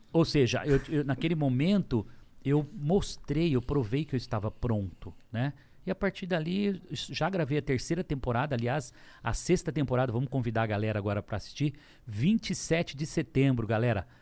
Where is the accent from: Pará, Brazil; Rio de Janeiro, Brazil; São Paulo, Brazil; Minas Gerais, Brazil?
São Paulo, Brazil; Lins; also born or lived in São José do Rio Preto; de onde eu vim, falando que eu vendia coxinha, que é verdade, em Lins, com 12 anos de idade